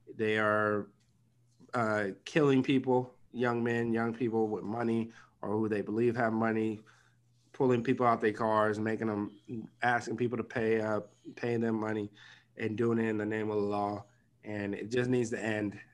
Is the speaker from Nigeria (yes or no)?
yes; Nigeria; I'm Nigerian.